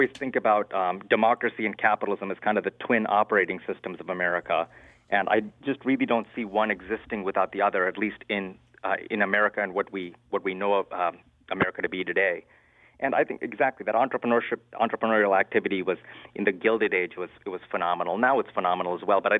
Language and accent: English; India; you know, my family came here as immigrants, and um, you know, we came here from India.